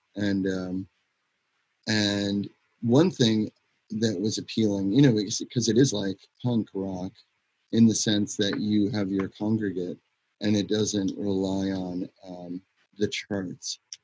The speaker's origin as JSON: {"language": "English", "country": "United States", "said": "I was American, I am an American"}